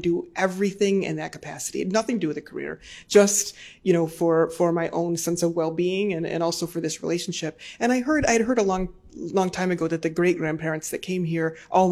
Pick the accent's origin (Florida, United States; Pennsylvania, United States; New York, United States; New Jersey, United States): New York, United States; Jamestown; So I'm from Western New York State, a small town called Jamestown, New York